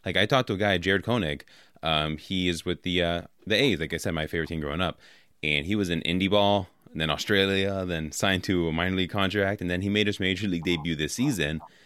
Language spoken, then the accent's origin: English; Oakland, California, United States; I grew up in Oakland, so like uh, I was an A's fan since a kid